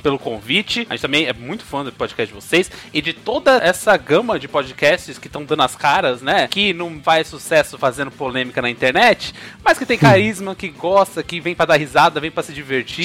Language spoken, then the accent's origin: Portuguese; Londrina, Paraná, Brazil; now in São Paulo, Brazil; falando diretamente de São Paulo, fugido de Londrina